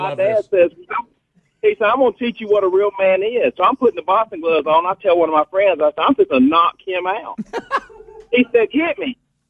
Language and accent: English; Glencoe, Alabama, United States; I'm from Glencoe, Alabama, so I lived on Taylor Road